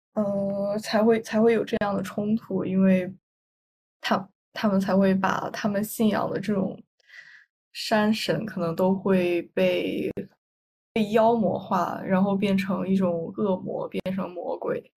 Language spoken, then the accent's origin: Chinese; northern China, China; 因为我是北方人，虽然我们的方言，就其实和普通话，已经非常像了